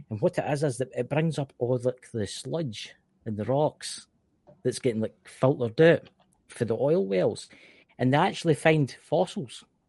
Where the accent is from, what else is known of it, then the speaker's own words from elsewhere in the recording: Scotland, United Kingdom; accent: Scottish; I'm from the United Kingdom. I am from Scotland, land of the brave